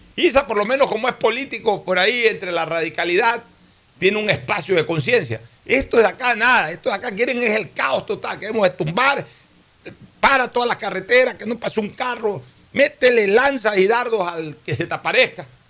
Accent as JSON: {"language": "Spanish", "country": "Ecuador"}